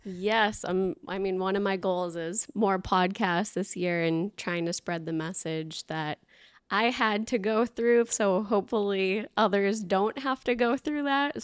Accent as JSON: {"language": "English", "town": "Boston", "region": "Massachusetts", "country": "United States", "tie": "born or raised there", "also_born_or_lived": "New Hampshire", "moved": "yes", "said": "grew up in the Boston area"}